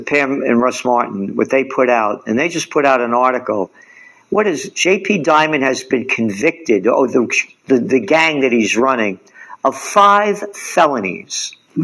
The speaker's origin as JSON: {"language": "English", "country": "United States", "said": "I am an American"}